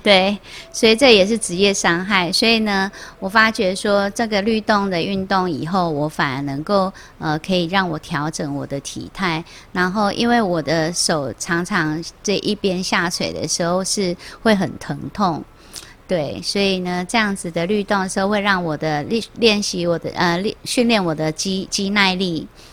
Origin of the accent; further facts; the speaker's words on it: Taiwan; 我们台湾人有很多的艺术的气息跟细胞